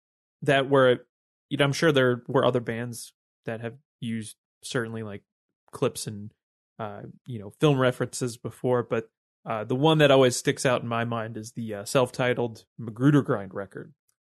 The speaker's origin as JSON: {"language": "English", "region": "New Jersey", "country": "United States", "tie": "born or raised there", "said": "four or five guys who knew each other growing up in Jersey"}